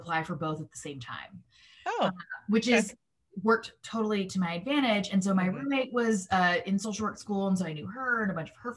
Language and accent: English; Mississippi, United States; I am a Jew from Mississippi